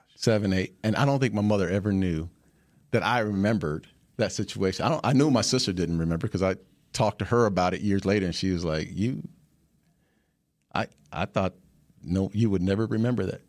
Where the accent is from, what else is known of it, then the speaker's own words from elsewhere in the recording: Phoenix, Arizona, United States; I was born, uh, in Phoenix, Arizona, and I was, uh, the youngest of four